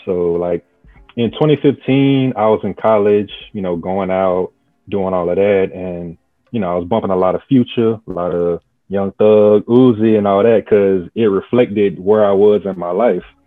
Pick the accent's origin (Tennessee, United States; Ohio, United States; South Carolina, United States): South Carolina, United States; I'm from South Carolina.